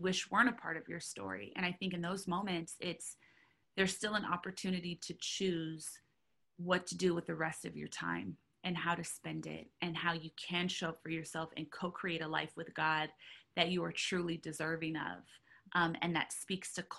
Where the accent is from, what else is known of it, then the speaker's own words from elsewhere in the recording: Southern California, United States; I grew up in Southern California, and I grew up in a lot of places all over Southern California